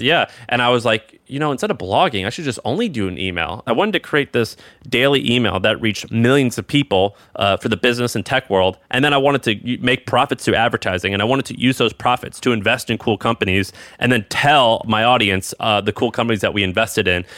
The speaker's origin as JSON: {"language": "English", "region": "Midwest", "country": "United States", "said": "Where I'm from in the Midwest"}